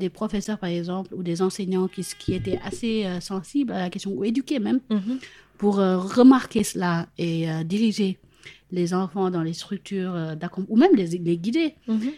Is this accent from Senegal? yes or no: yes; Senegal; L'exemple que j'aime prendre maintenant, c'est si j'avais grandi au Sénégal, j'ai grandi au Sénégal, etc.